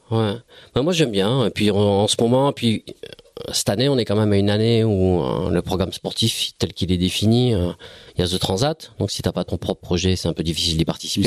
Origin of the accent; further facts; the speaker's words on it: Bayonne, Nouvelle-Aquitaine, France; je suis Bayonnais. Enfin, Bayonnais, oui, je suis Bayonnais